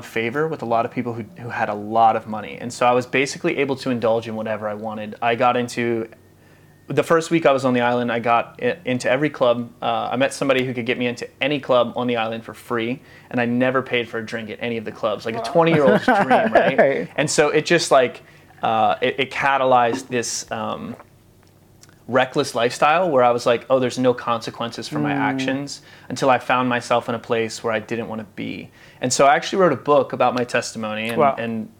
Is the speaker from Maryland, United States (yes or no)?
yes; Maryland, United States; I grew up in Maryland.